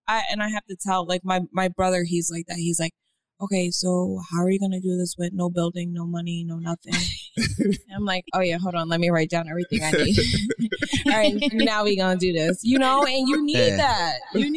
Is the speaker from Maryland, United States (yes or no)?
no; Miami, Florida, United States; I am from Miami.